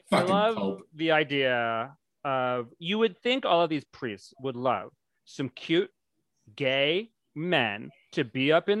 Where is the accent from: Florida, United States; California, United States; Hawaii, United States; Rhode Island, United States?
Rhode Island, United States; I'm from Rhode Island, where St. Patrick's Day was full force